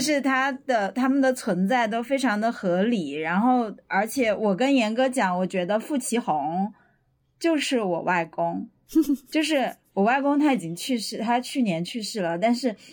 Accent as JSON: {"language": "Chinese", "town": "Renshou", "region": "Sichuan", "country": "China", "tie": "born or raised there", "moved": "yes", "said": "我是一个正儿八经小镇长大的，就是人寿县，是肖老师的故乡啊"}